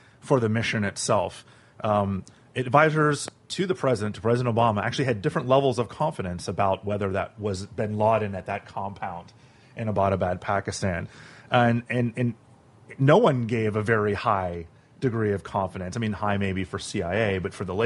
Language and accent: English; Miami, Florida, United States; I'm from Miami